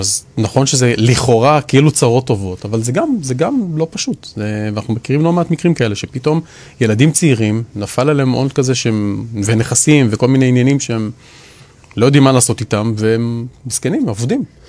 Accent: Israel; אנחנו ישראלים

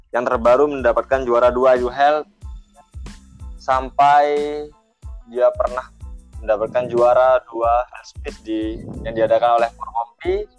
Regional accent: Probolinggo, East Java, Indonesia; aku kan dari Probolinggo nih ya asalnya

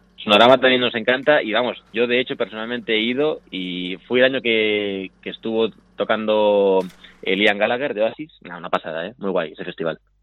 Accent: Madrid, Community of Madrid, Spain; yo soy de Madrid

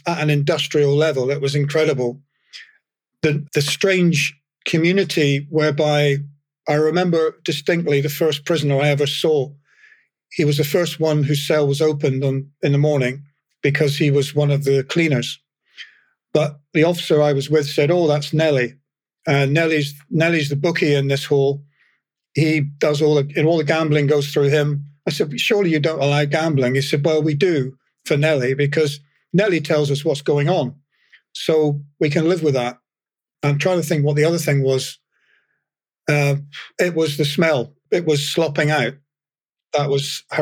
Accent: England, United Kingdom; moved away; I was from England, although my dad was from Fife, and I feel partly Scottish

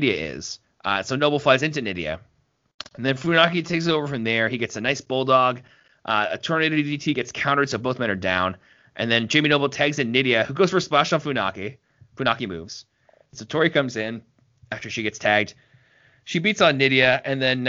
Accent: Canada; I'm Canadian

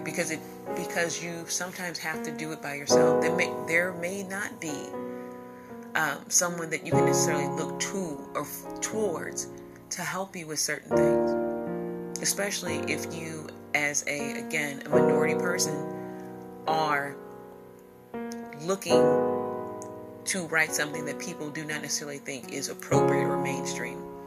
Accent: Midwest, United States; in my hometown in my section of the world here in the Midwest

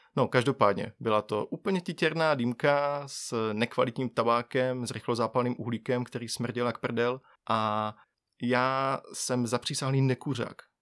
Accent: Bohumín, Moravian-Silesian Region, Czechia; já pocházím z Bohumína, což je malé město vedle Ostravy

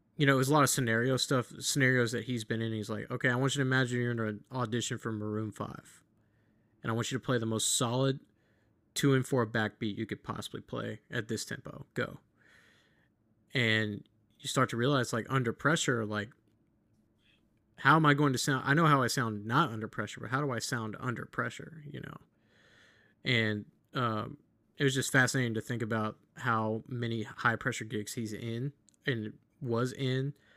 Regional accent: the South, United States; us Southerners

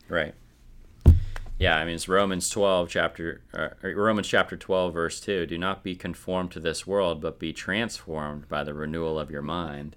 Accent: rural Minnesota, United States; I grew up in rural Minnesota

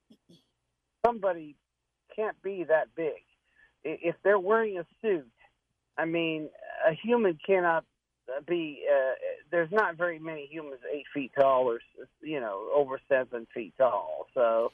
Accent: Whidbey Island, Washington, United States; now in Florida, United States; I'm 62 years old, but I grew up in Washington

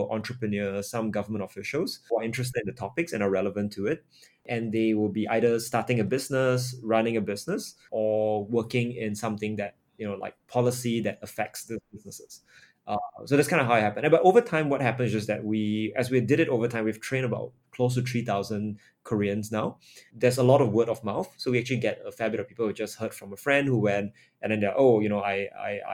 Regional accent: Singapore; I'm born and raised in Singapore

